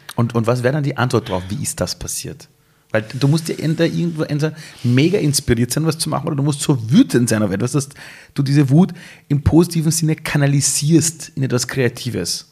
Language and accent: German; Iran; German is a second language; now in Austria; ich bin Ausländer, ich bin Perser, ich komme aus dem Iran